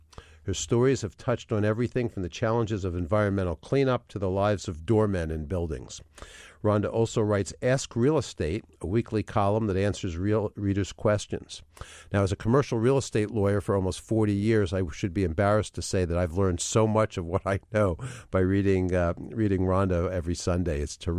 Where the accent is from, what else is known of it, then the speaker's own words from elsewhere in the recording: New York, United States; now in Philadelphia, United States; I grew up in Greenwich Village in New York, although I've been in Philadelphia for 40 years